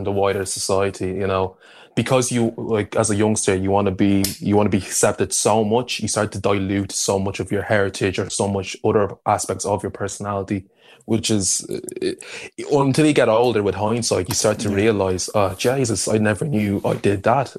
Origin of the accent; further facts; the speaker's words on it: Ireland; I'm Nigerian as well as being Irish.